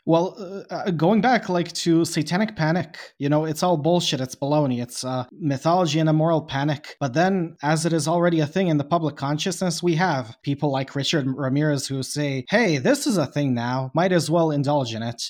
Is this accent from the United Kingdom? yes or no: no; Bosnia & Herzegovina; I am from Bosnia